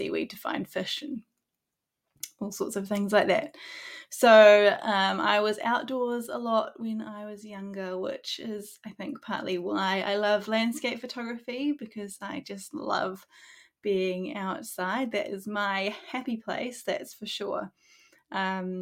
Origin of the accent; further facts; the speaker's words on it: Auckland, New Zealand; I was born in Auckland in New Zealand and have lived there most of my life.